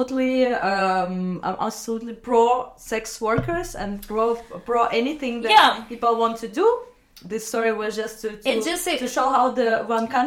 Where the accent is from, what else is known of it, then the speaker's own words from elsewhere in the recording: Minsk, Belarus; moved away; I grew up, like, born and raised in Minsk, which is like the capital, and I have not met of like openly gay person until I moved here